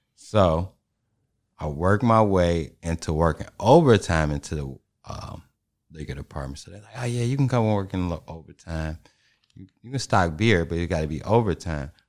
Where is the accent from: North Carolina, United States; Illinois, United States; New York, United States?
Illinois, United States; Chicago; And I'm from Chicago, and we end up in the West, too.